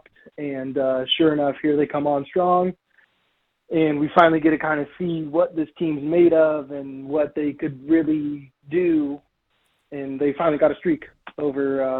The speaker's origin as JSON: {"language": "English", "town": "San Diego", "region": "California", "country": "United States", "tie": "born or raised there", "said": "born and raised in San Diego myself"}